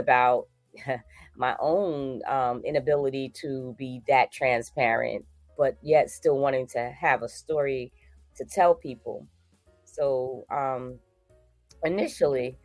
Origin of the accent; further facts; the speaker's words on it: Newark, New Jersey, United States; I am originally from Newark, New Jersey